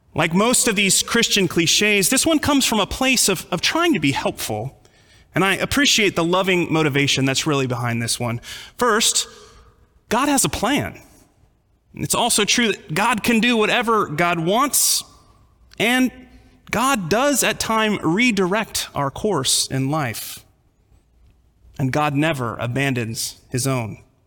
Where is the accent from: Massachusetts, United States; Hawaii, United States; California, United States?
California, United States; also born or lived in Texas; Growing up in California